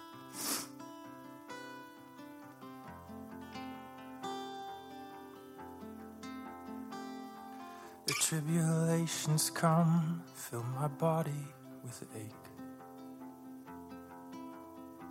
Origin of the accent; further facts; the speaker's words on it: California, United States; moved away as an adult; I grew up in California, and we moved here about almost 2 years ago.